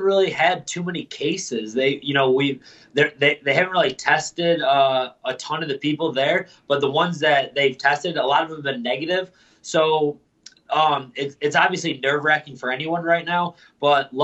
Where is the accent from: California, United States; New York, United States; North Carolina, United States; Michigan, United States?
New York, United States; Lewiston; also born or lived in Buffalo, New York; I grew up in Lewiston